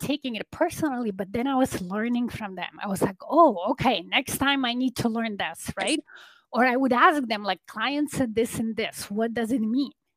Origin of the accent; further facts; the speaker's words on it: Poland; now in Toronto, Canada; I live in Canada in Toronto area, but originally I'm from Poland. I'm an immigrant